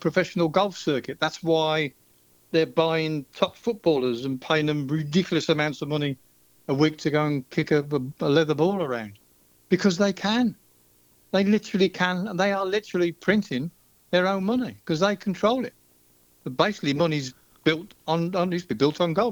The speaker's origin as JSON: {"language": "English", "town": "Birmingham", "region": "West Midlands", "country": "United Kingdom", "said": "I'm from Birmingham"}